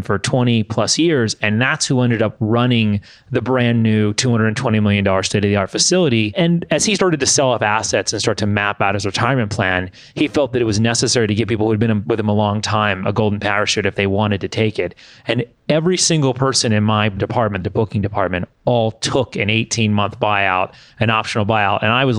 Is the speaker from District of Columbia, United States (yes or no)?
yes; Washington, District of Columbia, United States; I grew up in the Washington, D.C. area and got to go and work at my hometown arena.